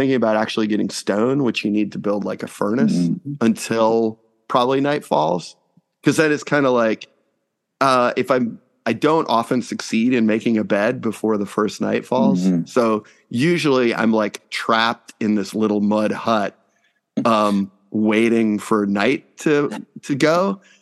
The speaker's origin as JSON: {"language": "English", "town": "Houston", "region": "Texas", "country": "United States", "tie": "born or raised there", "said": "we both had spent some time growing up in Houston"}